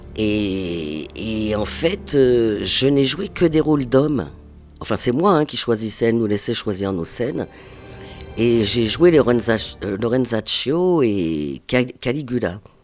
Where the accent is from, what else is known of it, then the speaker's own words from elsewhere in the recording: Pantin, Île-de-France, France; accent: Parisian; je suis né à Pantin